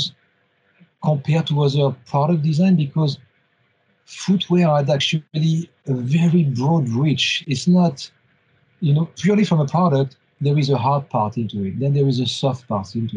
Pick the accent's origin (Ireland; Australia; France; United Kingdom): France; moved away as an adult; also born or lived in Munich / Nuremberg; now in Germany; So I'm born and raised in France at the end of the 70s.